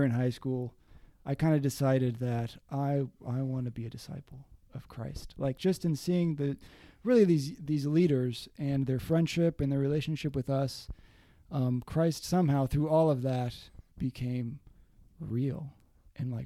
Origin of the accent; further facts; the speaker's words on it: Westerville, Ohio, United States; now in New York City, United States; I grew up in Westerville, Ohio